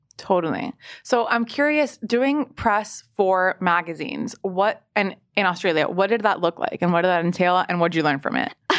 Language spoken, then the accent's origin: English; Miami, Florida, United States; now in New York, United States; I'm from Miami